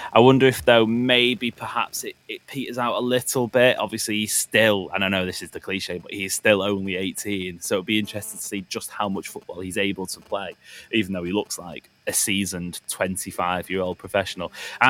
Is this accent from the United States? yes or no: no; England, United Kingdom; as an Englishman